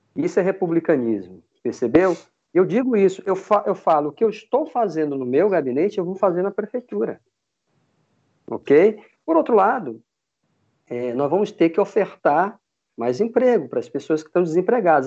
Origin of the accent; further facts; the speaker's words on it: Manaus, Amazonas, Brazil; moved away as an adult; now in Vitória, Brazil; eu sou amazonense. Eu nasci em Manaus. Eu vim para Vitória, eu me mudei para Vitória em 94